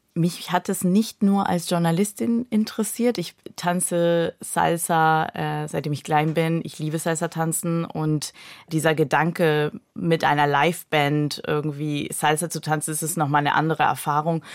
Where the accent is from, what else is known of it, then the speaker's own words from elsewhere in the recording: Peru; first language Spanish; German is a second language; moved away; also born or lived in Germany; weil ich aus, äh, Südamerika komme. Ähm, ich bin halbdeutsch, halb peruanisch und, äh, Spanisch ist meine Muttersprache